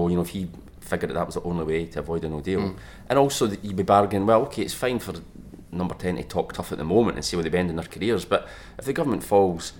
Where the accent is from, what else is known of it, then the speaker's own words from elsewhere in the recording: Scotland, United Kingdom; I'm Scottish.